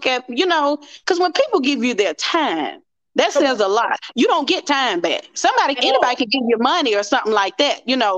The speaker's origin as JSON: {"language": "English", "town": "Mobile", "region": "Alabama", "country": "United States", "said": "I'm from Mobile, Alabama"}